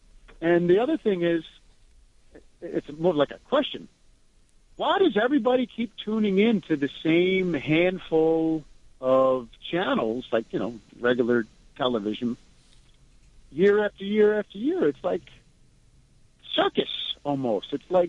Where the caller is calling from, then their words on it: New York, United States; from Rockland County.